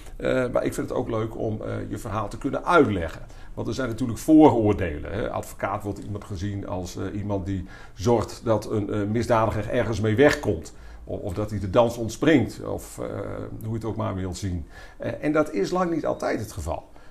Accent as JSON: {"language": "Dutch", "town": "Leeuwarden", "region": "Friesland", "country": "Netherlands", "tie": "born or raised there", "said": "geboren 26 april 1968 in Leeuwarden"}